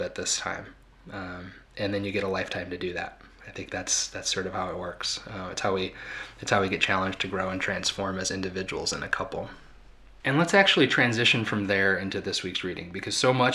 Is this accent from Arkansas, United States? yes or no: no; Ronald Reagan's hometown, Illinois, United States; I was raised in Ronald Reagan's hometown